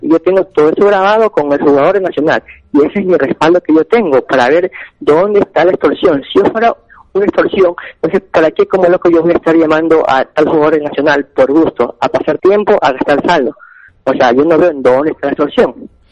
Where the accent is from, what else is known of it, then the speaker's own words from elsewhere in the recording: Guayaquil, Guayas, Ecuador; yo soy de Guayaquil